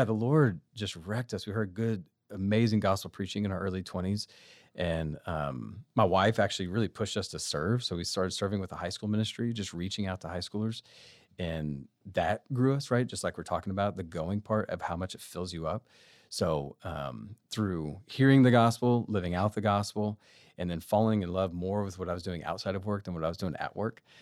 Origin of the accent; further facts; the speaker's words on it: Austin, Texas, United States; moved away; I am from Austin